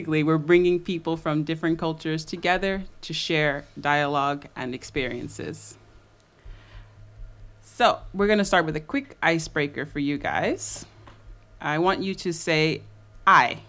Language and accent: English; United States; now in Paris, France; I'm from the U.S.